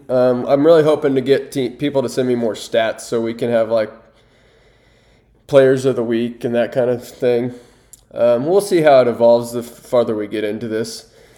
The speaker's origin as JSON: {"language": "English", "town": "Rozel", "region": "Kansas", "country": "United States", "tie": "born or raised there", "said": "I was born and raised in Roselle. I attended Pawnee Heights High School before I went to K-State, and I moved back and am on the family farm."}